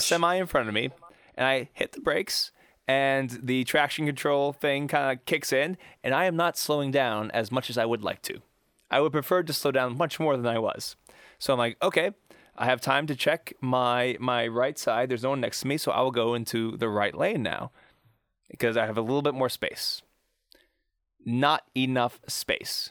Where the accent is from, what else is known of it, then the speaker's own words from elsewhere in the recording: Pittsburgh, Pennsylvania, United States; I'm from Pittsburgh